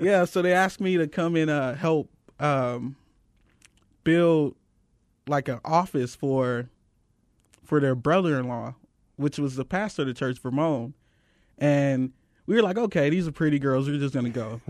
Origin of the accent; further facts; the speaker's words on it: St. Louis, Missouri, United States; now in Phoenix, United States; I come from Saint Louis, Missouri.